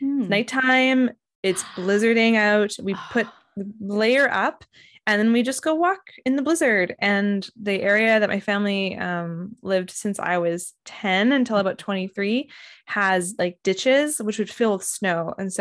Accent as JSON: {"language": "English", "town": "Winnipeg", "region": "Manitoba", "country": "Canada", "tie": "born or raised there", "said": "So I grew up in Winnipeg, which has a 99.9% chance of having a white Christmas."}